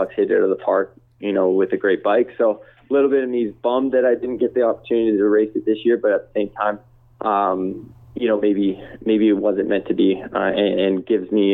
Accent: Canada; me being from Canada

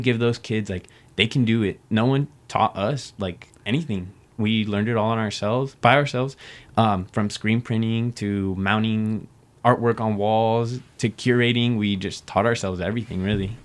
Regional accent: Reno, Nevada, United States; I was born and raised here in Reno, Nevada. This is the only place I've ever lived

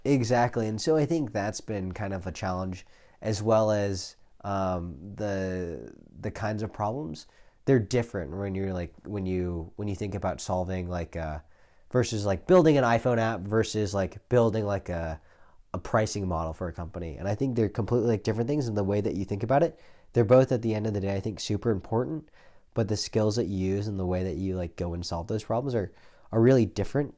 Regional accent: Silicon Valley, California, United States; now in San Francisco, United States; I grew up in the Silicon Valley

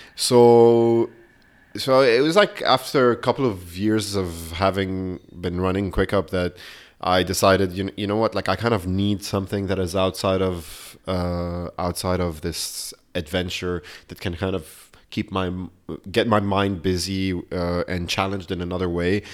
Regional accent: Beirut, Beirut Governorate, Lebanon; now in London, United Kingdom; I grew up in Beirut

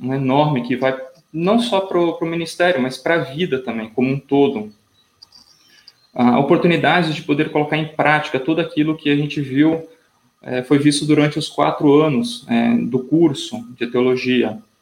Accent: Colatina, Espírito Santo, Brazil; Eu sou natural aqui do próprio Espírito Santo, da cidade de Colatina, que fica no, no centro do estado

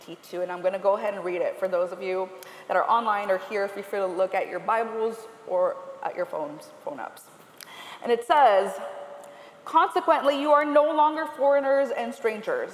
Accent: California, United States; I am originally from California

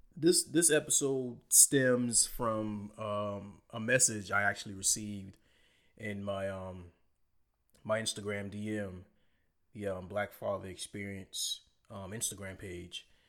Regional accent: Low Country, South Carolina, United States; we're all from the Low Country

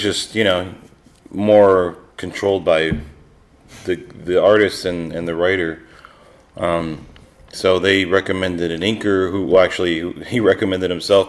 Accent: Detroit, Michigan, United States; also born or lived in Texas; Yeah, I'm mostly from Detroit, which is in yes. northern, in Michigan. And then to the West Coast. And well, I was born in Texas.

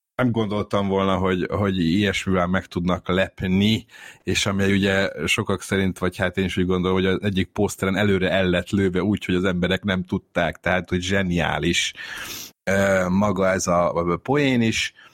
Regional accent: Budapest, Hungary; tőzsgyökeres pesti vagyok, tehát itt, itt születtem, meg itt éltem mindig

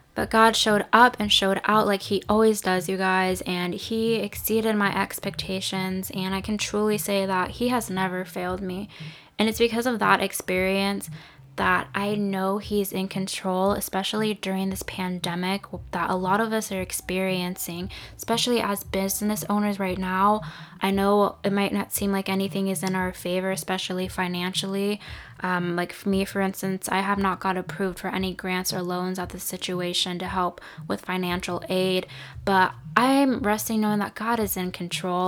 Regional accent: Santa Rosa area, California, United States; The Tubbs fire wiped out a lot of homes and businesses in my hometown

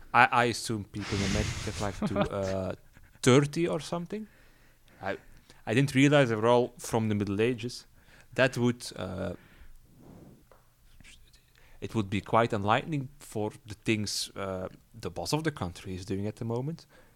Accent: Belgium; English is a second language; Not that we Belgians are any better.

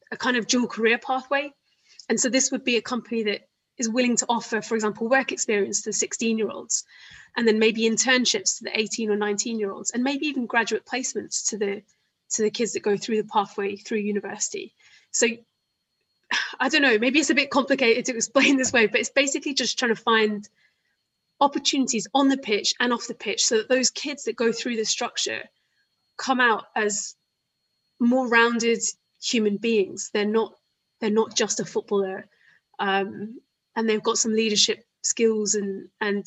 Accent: Isle of Wight, South East England, United Kingdom; growing up on the Isle of Wight, like I was

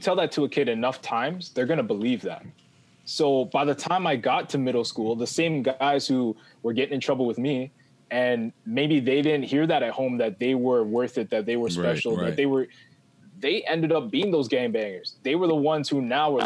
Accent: Toronto, Ontario, Canada; I'm from Malvern

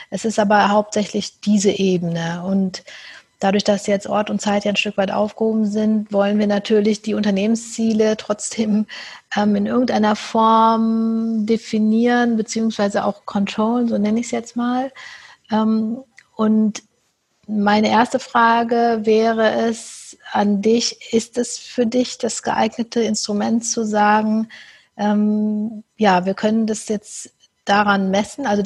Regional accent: Cologne, North Rhine-Westphalia, Germany; Ich komme ähm, äh, aus Köln, wie ich schon gesagt habe

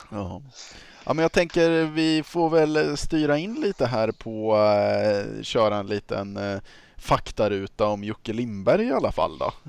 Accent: Östergötland, Sweden; accent: östgötska

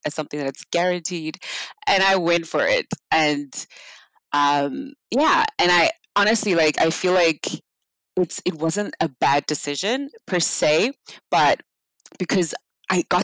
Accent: South Africa; moved away; I'm from South Africa. So back in South Africa, we grew up really poor

